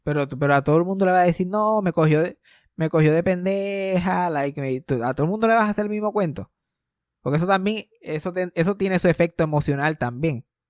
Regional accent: Puerto Rico; a mí como puertorriqueño

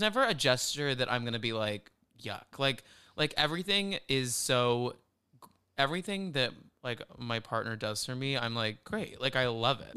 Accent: the South, United States; born or raised there

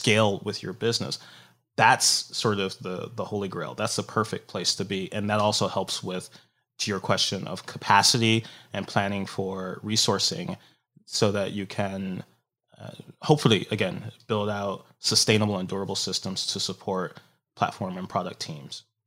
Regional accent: Detroit, Michigan, United States; moved away as an adult; also born or lived in Tokyo, Japan / San Francisco / Seattle; the people that I grew up with back in Detroit

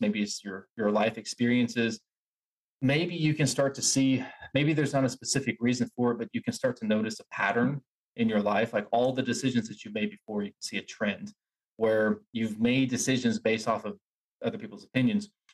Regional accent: Asheville, North Carolina, United States; I grew up in Asheville

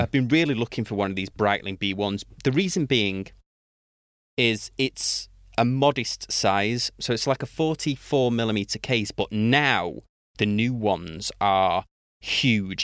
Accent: United Kingdom; being British

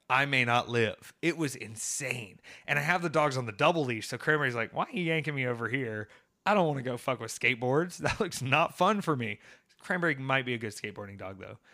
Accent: Atlanta, Georgia, United States; also born or lived in University of South Carolina; an Atlanta native

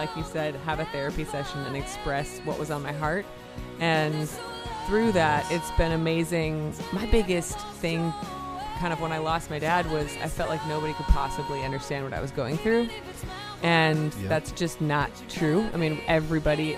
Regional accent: Minnesota, United States; moved away; also born or lived in Philadelphia, Pennsylvania / Boston, Massachusetts; I was born in Philly, yeah, but so. I kind of claim Minnesota

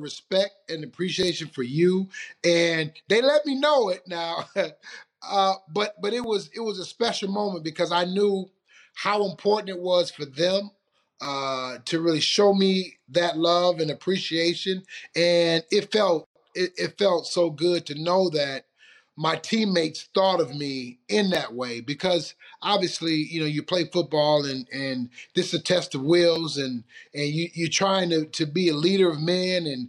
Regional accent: Detroit, Michigan, United States; moved away; in Detroit, my hometown

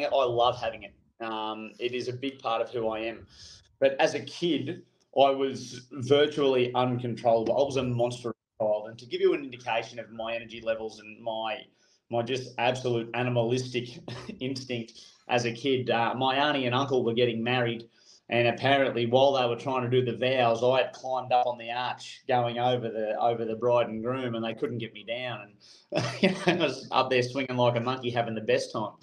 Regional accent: Australia

